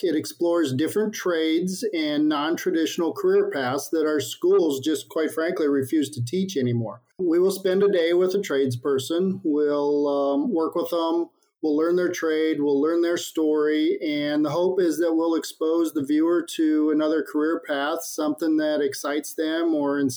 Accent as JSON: {"language": "English", "region": "Midwest", "country": "United States", "tie": "born or raised there", "said": "I grew up in the Midwest on a small town farm"}